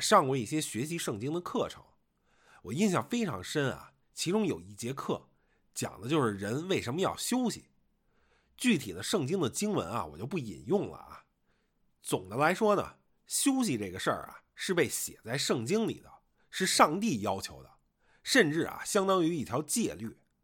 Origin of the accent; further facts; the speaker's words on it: Beijing, China; moved away; 我作为一个北京人啊